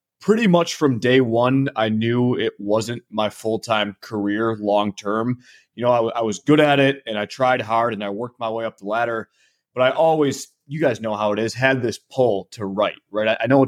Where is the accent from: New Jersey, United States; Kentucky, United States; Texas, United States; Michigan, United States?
Michigan, United States; I'm from Michigan, so sometimes people will say it's Canadian.